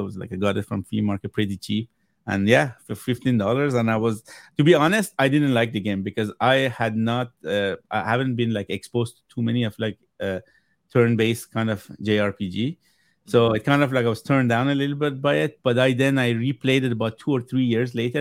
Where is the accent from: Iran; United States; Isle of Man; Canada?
Iran; first language Persian; English is a second language; moved away; I'm originally from Iran, so where, when I was growing up back home